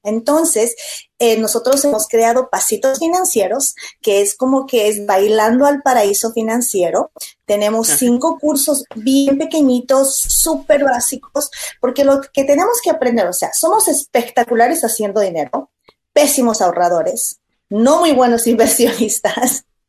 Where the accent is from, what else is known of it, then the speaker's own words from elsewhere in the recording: Bolivia; now in United States; En mi país, yo soy boliviana